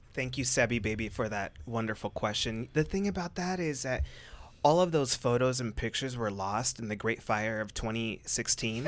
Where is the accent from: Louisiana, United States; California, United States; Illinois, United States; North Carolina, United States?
California, United States; Orange County; I am originally from Orange County, which, by the way, y'all, is not what you see on T V. I grew up, I grew up middle class